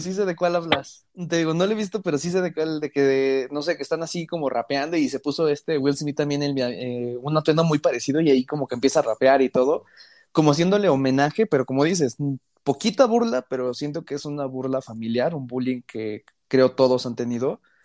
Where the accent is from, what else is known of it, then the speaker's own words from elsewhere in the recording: Mexico; los dos somos mexicanos.